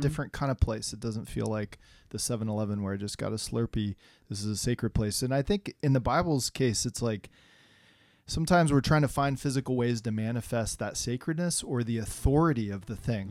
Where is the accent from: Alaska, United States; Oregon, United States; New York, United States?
Oregon, United States; I grew up in Oregon, so I'm kinda back home.